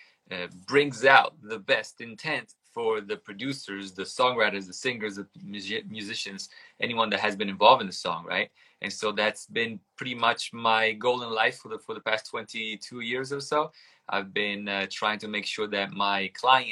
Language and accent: English; Italy; English is a second language; moved away; I grew up in Italy